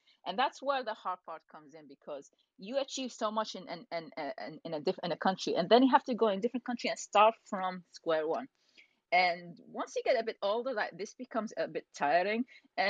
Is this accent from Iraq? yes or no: yes; Iraq; also born or lived in United Kingdom; So I'm originally from Iraq. I was born in UK.